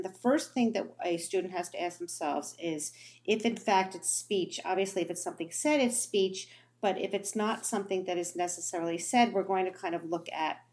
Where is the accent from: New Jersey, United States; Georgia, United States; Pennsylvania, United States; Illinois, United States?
New Jersey, United States; I grew up in New Jersey